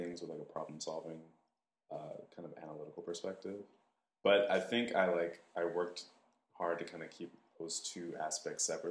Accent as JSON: {"language": "English", "region": "Washington", "country": "United States", "also_born_or_lived": "Los Angeles, California", "moved": "as an adult", "lives_now": "New York, United States", "said": "So I'm originally from Washington State. I was born in Los Angeles. And I moved to New York in 2006 for grad school."}